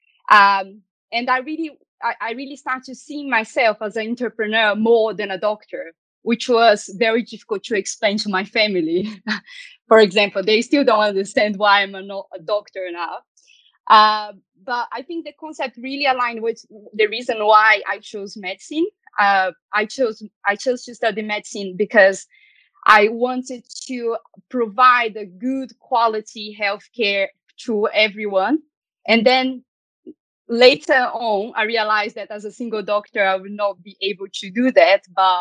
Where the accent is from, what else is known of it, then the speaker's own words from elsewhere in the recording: Belo Horizonte, Minas Gerais, Brazil; moved away as an adult; now in London, United Kingdom; I was born and raised in Belo Horizonte